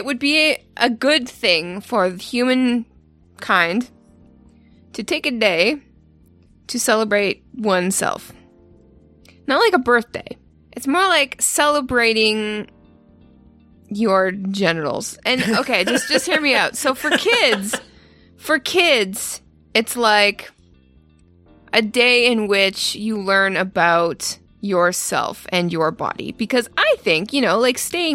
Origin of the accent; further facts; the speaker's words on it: Canada; I'm Canadian